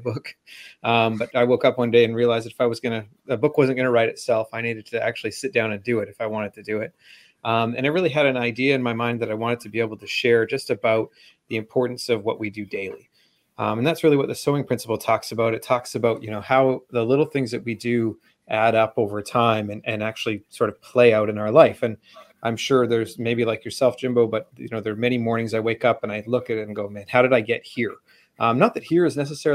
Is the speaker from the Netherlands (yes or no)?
no; Vancouver, British Columbia, Canada; Just outside of Vancouver, Canada